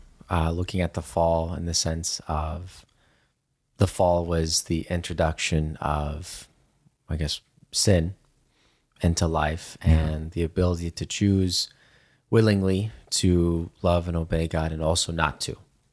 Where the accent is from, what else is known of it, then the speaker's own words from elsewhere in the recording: Germany; certainly growing up in Germany, that was, you know, a lot of the questions that I got as well